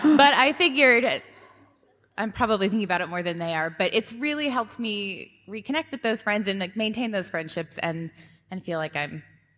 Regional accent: Seattle, Washington, United States; I'm also from Seattle. And my husband and I moved here about 2 years ago from Colorado.

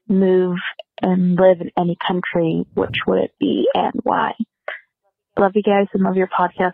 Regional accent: Sweden; moved away as an adult; now in Austin, United States; I am originally from Sweden, and I moved to the States when I was 23, and I now live in Austin, Texas.

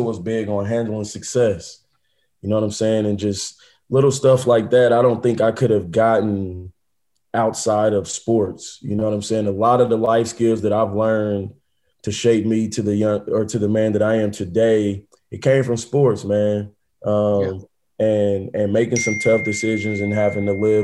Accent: Indianapolis, Indiana, United States; I'm from Indianapolis, Indiana. I grew up with both parents in the household

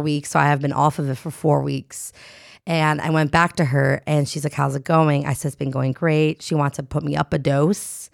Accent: New Jersey, United States; moved away; am from Jersey

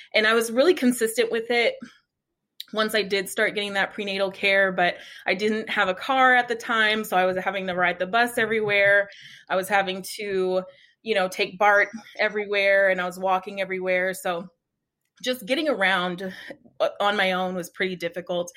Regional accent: Oakland, California, United States; moved away as an adult; now in Phoenix, United States; we're actually from Oakland, California, born and raised. And then we moved out here to Phoenix about six years ago.

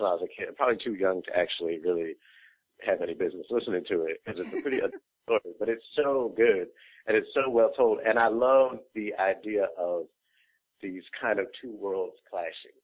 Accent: Boston, Massachusetts, United States; now in Brooklyn, United States; I'm actually from Boston originally. I've been in Brooklyn for 11 years

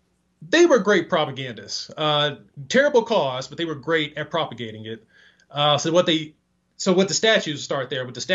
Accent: Texas, United States; My home state, Texas

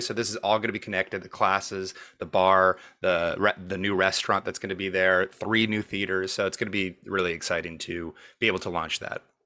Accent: Montreal, Quebec, Canada; now in Toronto, Canada; I'm from Montreal. We'd never heard of Second City before I moved here

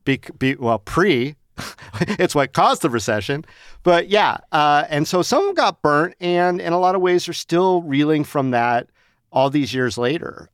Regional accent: Las Vegas, Nevada, United States; I grew up here, and when I grew up here in Las Vegas

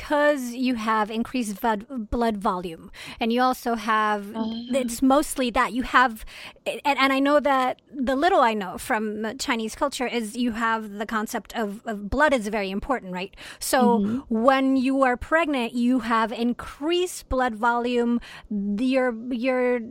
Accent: Venezuela; now in Rochester, United States; I am originally from Venezuela

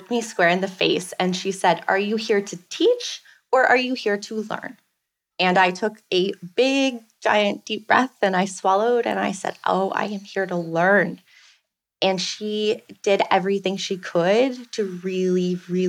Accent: Belleville, Ontario, Canada; moved away as an adult; also born or lived in Ottawa; now in Carriacou, Grenada; I was born and raised in Belleville

